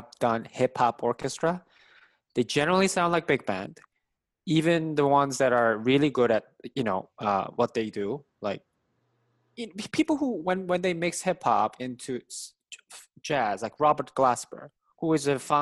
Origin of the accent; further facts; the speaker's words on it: South Korea; English is a second language; moved away; as an Asian person, I grew up in Korea